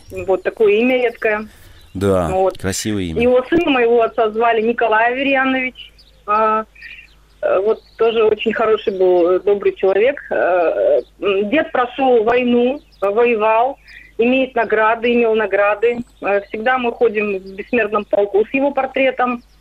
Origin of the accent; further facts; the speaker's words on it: Karaganda, Karaganda Region, Kazakhstan; Я родилась и живу в Казахстане, в Караганде. А, ну, мои родители, они все родом э, из России.